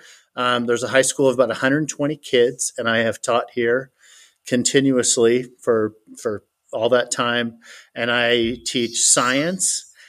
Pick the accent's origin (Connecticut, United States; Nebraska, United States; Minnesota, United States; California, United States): California, United States; Fort Bragg; moved away as an adult; now in Cowley, United States; So I grew up on the Redwood Coast of California in the pretty part of Northern California, almost to Oregon, south of Eureka in a town called Fort Bragg.